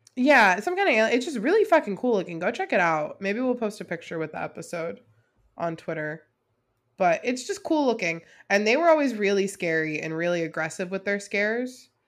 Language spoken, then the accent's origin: English; South Florida, United States; I'm from South Florida, where a good portion of the Everglades are